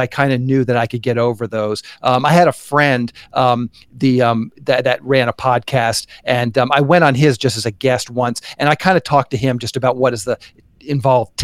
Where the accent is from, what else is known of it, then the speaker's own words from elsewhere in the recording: Annapolis, Maryland, United States; moved away as an adult; now in Los Angeles, United States; I grew up in Annapolis, Maryland, East Coast.